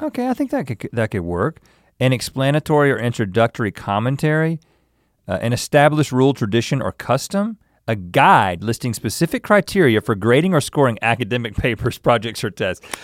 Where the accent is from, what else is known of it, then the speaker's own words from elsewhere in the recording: United States; we're the American tourists